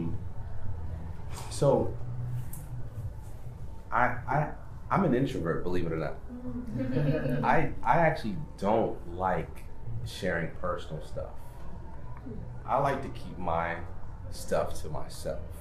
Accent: Stamford, Connecticut, United States; I grew up in Stanford, and where I grew up is really cutthroat

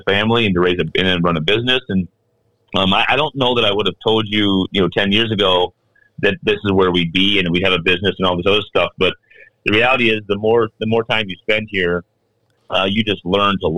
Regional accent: South Dakota, United States; moved away as an adult; now in Minnesota, United States; I grew up in South Dakota

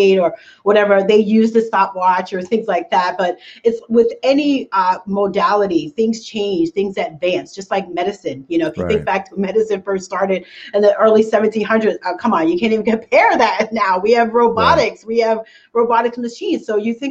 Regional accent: New York, United States; I'm from New York like you guys. So everything is really, really fast

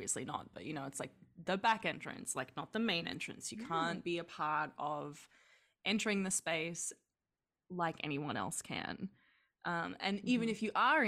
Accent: Australia; growing up in Australia

